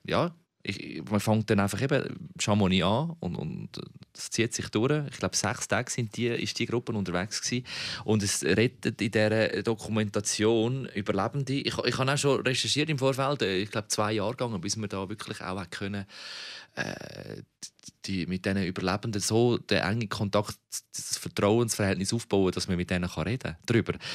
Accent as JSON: {"language": "German", "country": "Switzerland", "said": "wir Schweizer"}